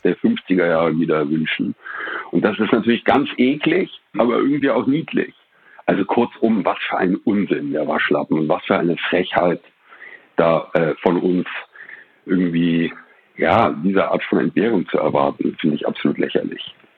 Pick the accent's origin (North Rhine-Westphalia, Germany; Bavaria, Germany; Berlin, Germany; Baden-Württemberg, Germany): Berlin, Germany; ich bin in den 70ern in Berlin aufgewachsen